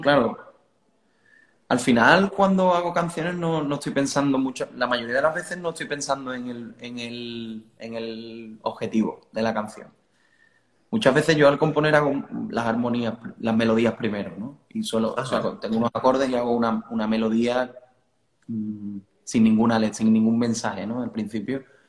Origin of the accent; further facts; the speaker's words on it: Cádiz, Andalusia, Spain; also born or lived in Italy; yo nací aquí en Cádiz